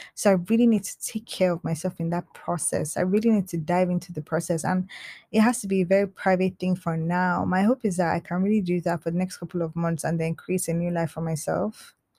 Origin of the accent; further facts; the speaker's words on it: Nigeria; I'm Nigerian